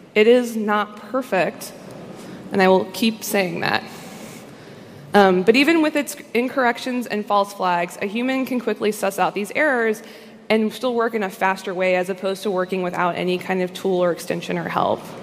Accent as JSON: {"language": "English", "country": "United States", "said": "as an American"}